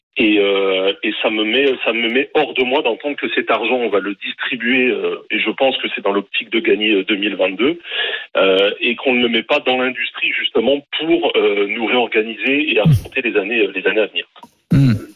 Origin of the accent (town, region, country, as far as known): Nord-Pas-de-Calais, Hauts-de-France, France; now in Alsace, France